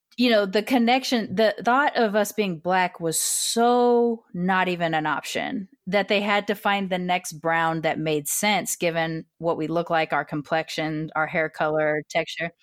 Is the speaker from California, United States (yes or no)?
yes; California, United States; also born or lived in Austin, Texas; that term followed them all the way to Riverside, California, which is where they planted here, and so I'm a Californian